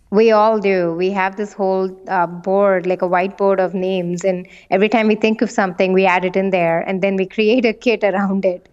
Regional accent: India; moved away; I come from India

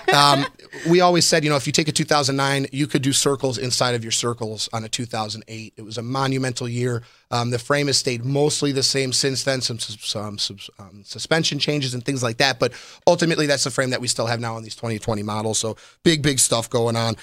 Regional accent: Chicago, Illinois, United States; also born or lived in Orlando; now in Las Vegas, United States; I'm originally from Chicago, Illinois

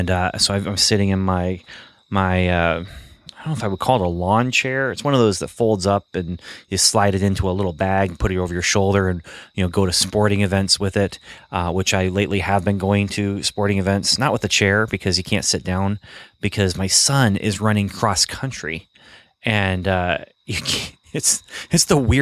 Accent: Michigan, United States; also born or lived in Ontario, Canada; And I think it has to do with growing up in Ontario and in Michigan and kind of these northern Midwest states

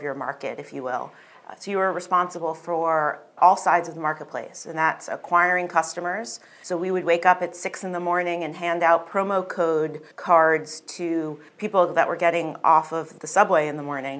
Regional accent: New York City, New York, United States; moved away as an adult; also born or lived in Los Angeles; as a New Yorker

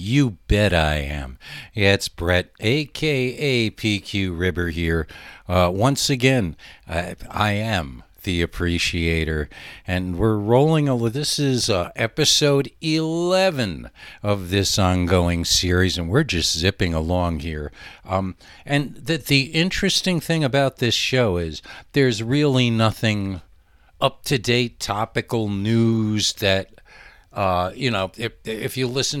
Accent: El Paso, Texas, United States; moved away; I haven't lived in my hometown of El Paso for over half my life now, and I wouldn't recognize it if I went back. I'm starting to feel like I'm not from there anymore.

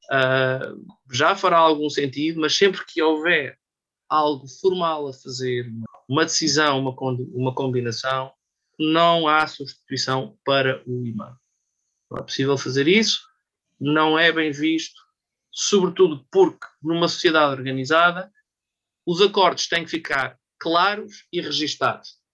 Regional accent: Portugal; nós, como portugueses, também não percebemos aquilo

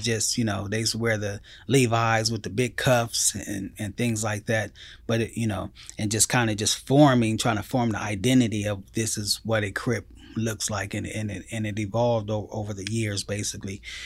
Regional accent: Pomona, California, United States; I grew up in the, um, city of Pomona

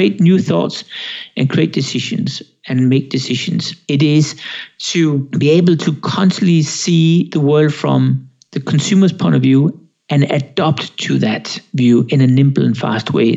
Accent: Denmark; now in Switzerland; I'm Danish. I'm from Denmark. I'm half Swedish. That's Sweden. I live in Switzerland.

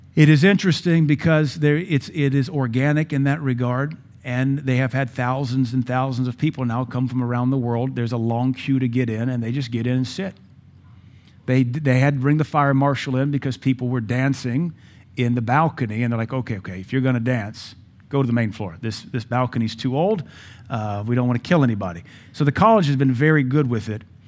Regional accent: United States; We are American

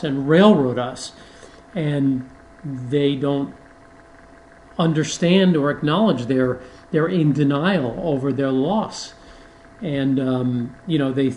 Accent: New York City, New York, United States; I grew up in New York City

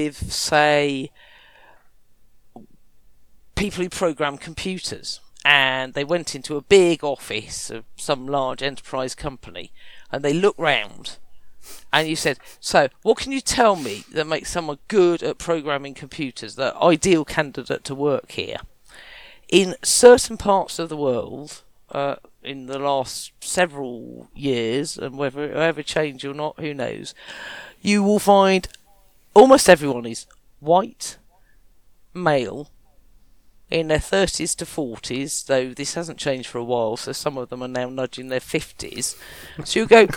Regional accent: Kent, South East England, United Kingdom; I was from Kent

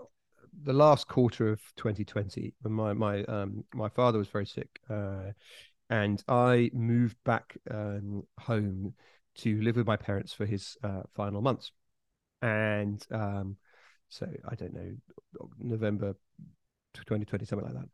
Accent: Bury St Edmunds, East of England, United Kingdom; moved away; on the outskirts of Bury St. Edmunds, the town I grew up on

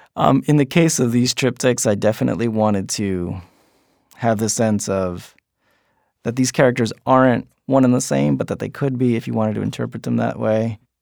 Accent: West New York, New Jersey, United States; It's called West New York, New Jersey

